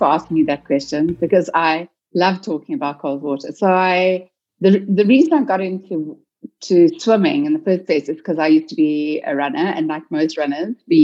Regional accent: South Africa; also born or lived in Cape Town; I'm South African

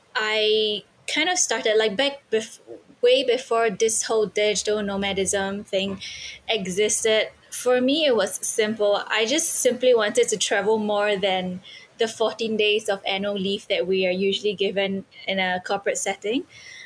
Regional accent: Singapore; Yes, so I am from Singapore.

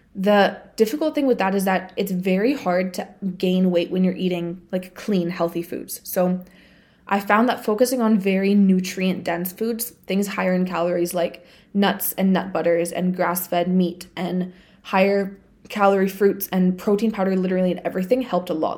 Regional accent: Bulgaria; moved away; I went back home to my home country. So, I went to Bulgaria

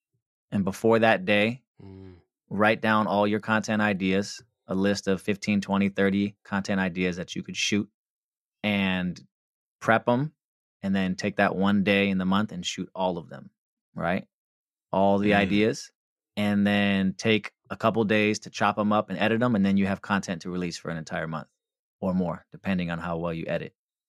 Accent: West Coast, United States; I'm from the West Coast

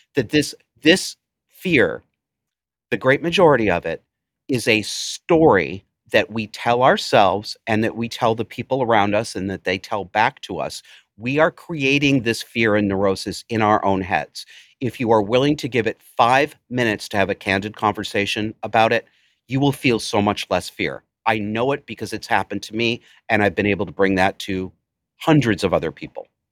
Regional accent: Cortland, United States; Cortland was my hometown, the town that I spent some years growing up

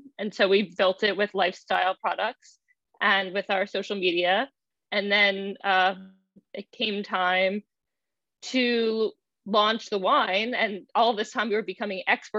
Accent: Baltimore, Maryland, United States; now in New York, United States; She and I grew up together in Baltimore

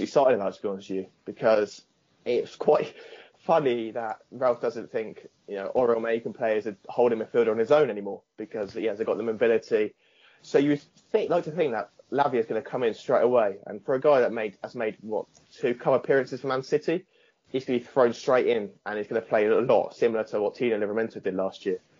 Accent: Southampton, South East England, United Kingdom; I'm from Southampton

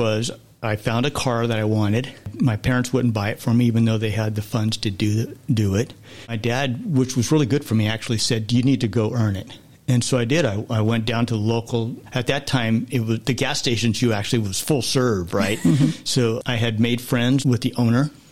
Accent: Southern California, United States; growing up in Southern California

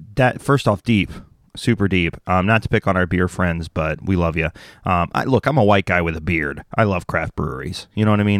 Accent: the South, United States; I grew up in the South

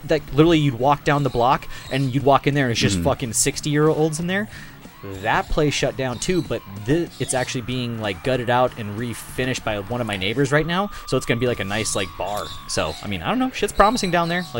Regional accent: North Dakota, United States; I live in North Dakota

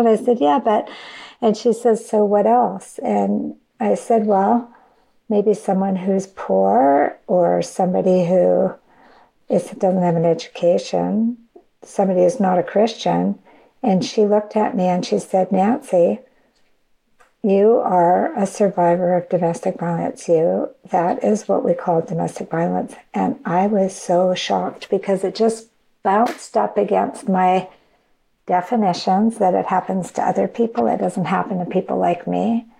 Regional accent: Canada; now in United States; So I came across to the United States. I was from Canada. And I came across the border to come to school.

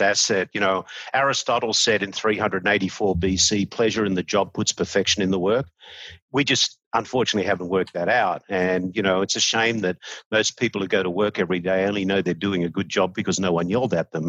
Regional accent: Australia; moved away; I'm an Australian.

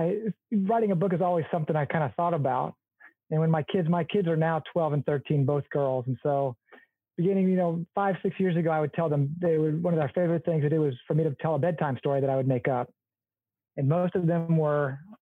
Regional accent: Athens, Georgia, United States; moved away as an adult; also born or lived in Ohio / Colorado; I was born and raised in Athens, Georgia

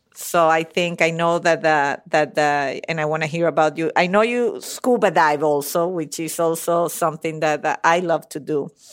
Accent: Venezuela; moved away; I'm from Venezuela, but my parents are Italian. So I'm a little bit of a mix. B, Italian by blood, Venezuelan by birth.

